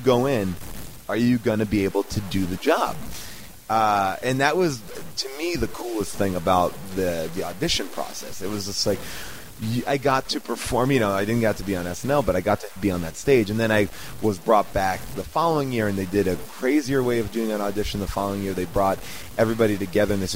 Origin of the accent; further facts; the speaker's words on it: New York, United States; I am from New York